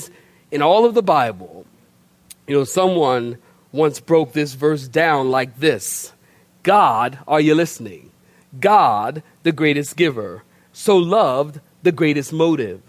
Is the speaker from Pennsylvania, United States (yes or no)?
yes; Philadelphia, Pennsylvania, United States; moved away; also born or lived in Oceanside, California; I'm from Philadelphia originally